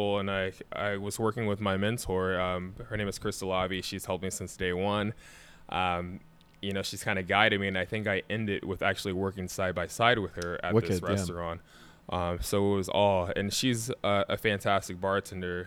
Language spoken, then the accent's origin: English; Ohio, United States; moved away as an adult; now in Chicago, United States; I'm from Ohio